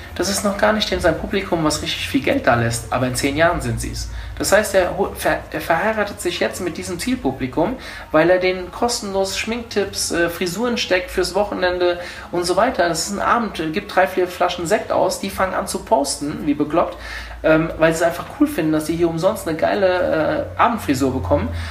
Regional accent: Hofheim am Taunus, Hesse, Germany; ich bin ja kein Wiesbadener, das habe ich ja eben schon gesagt. Ich komme eigentlich aus Hofheim

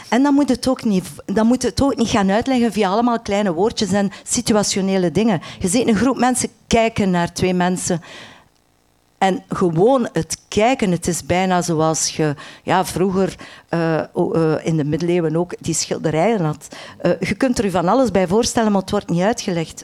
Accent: Menen, Flanders, Belgium; Want ik ben van West-Vlaanderen, ik ben geboren aan de Franse grens in Menen.

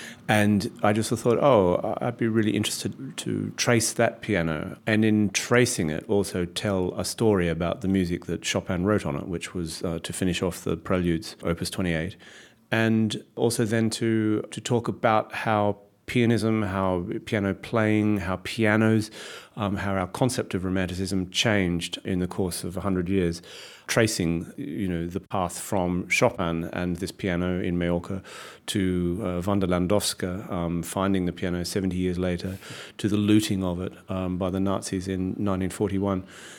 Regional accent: Australia; that thing about being Australian comes up. And you just sort of think, wow, that's a way of you lazily categorising me with a shorthand that unfortunately people recognise. People will just go, well, of course an Australian would say that or do that or yeah. So I feel comfortably Australian

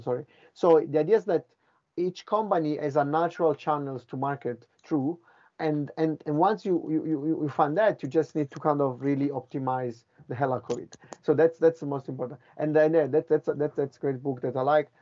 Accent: Italy; moved away as an adult; also born or lived in Finland / Boston / London; I'm from Italy

